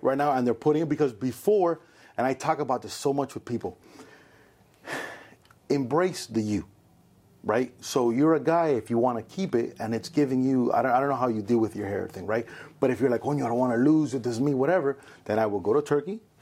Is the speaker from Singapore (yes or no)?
no; Cuba; now in United States; So I was born in Cuba. I consider myself very Cuban